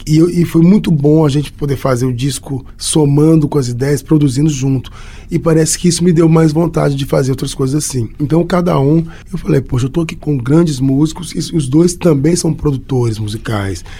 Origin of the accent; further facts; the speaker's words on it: Belo Horizonte, Minas Gerais, Brazil; Eu sou nascido e criado em Belo Horizonte